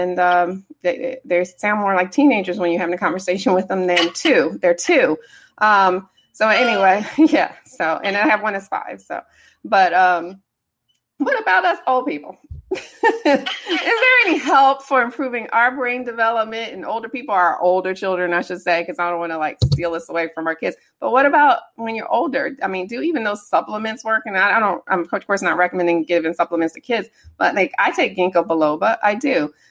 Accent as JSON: {"language": "English", "town": "Detroit", "region": "Michigan", "country": "United States", "said": "From Anderson, I'm from Detroit."}